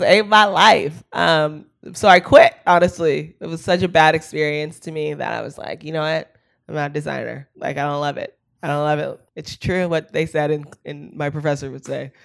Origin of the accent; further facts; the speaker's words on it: Palo Alto, California, United States; now in Los Angeles, United States; I grew up in Palo Alto, um, which is, like, the tech capital of the world and, um, and the home of Stanford University